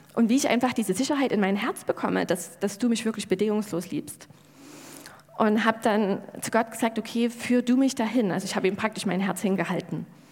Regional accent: Germany; wir Deutschen

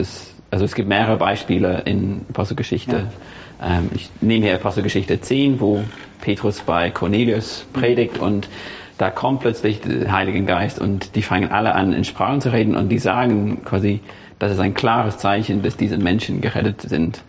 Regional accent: England, United Kingdom; German is a second language; now in Germany; ich bin in der anglikanischen Kirche aufgewachsen. Ich komme aus England

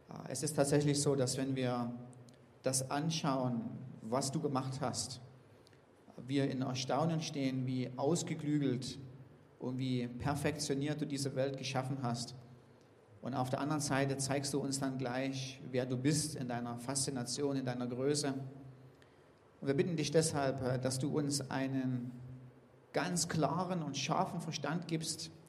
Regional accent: Riesa, Saxony, Germany; ich komme aus Riesa

